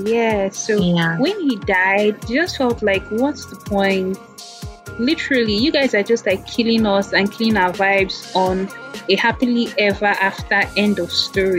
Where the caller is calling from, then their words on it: Warri, Delta, Nigeria; I'm actually calling from Warri Delta State.